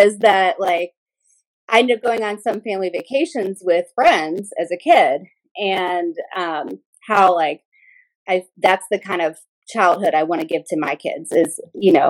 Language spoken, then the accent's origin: English; Louisville, Kentucky, United States; that's where I'm from